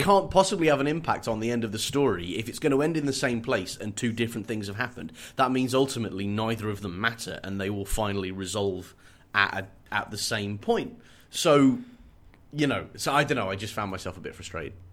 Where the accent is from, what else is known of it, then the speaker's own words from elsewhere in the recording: United Kingdom; as a Brit